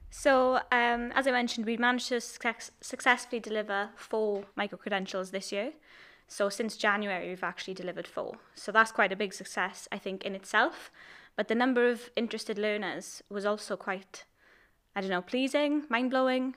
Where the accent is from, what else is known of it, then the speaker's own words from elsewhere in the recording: Port Talbot, Wales, United Kingdom; I'm from Port Albert